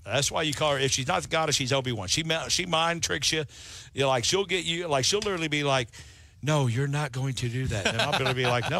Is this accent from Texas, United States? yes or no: yes; Parker County, Texas, United States; Because that's in Parker County where we are. That's right. So, and where my hometown is.